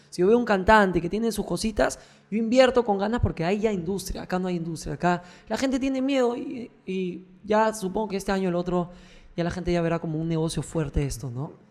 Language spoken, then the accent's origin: Spanish; Callao, Peru; born or raised there